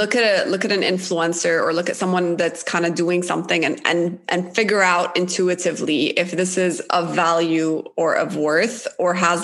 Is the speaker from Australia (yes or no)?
no; Jeddah, Makkah Province, Saudi Arabia; moved away as an adult; also born or lived in Cairo, Egypt; I grew up in Saudi Arabia, for example, in Jeddah for 18 years.